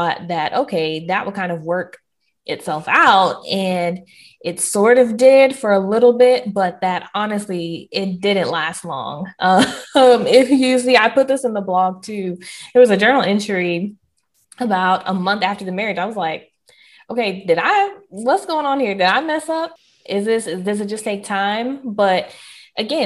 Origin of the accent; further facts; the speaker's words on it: the South, United States; I am Southern through and through